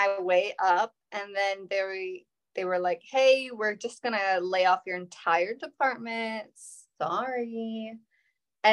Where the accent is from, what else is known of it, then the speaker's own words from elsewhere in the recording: Washington, District of Columbia, United States; now in Savannah, United States; I'm originally from DC